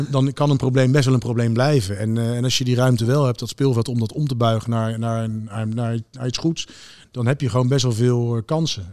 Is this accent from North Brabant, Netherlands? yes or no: no; Wassenaar, South Holland, Netherlands; ik ben opgegroeid in Wassenaar